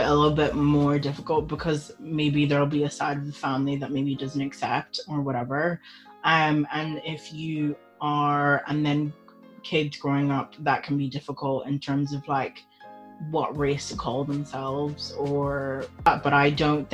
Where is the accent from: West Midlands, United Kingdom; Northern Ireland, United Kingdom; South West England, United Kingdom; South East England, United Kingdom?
Northern Ireland, United Kingdom; Belfast; growing up in Belfast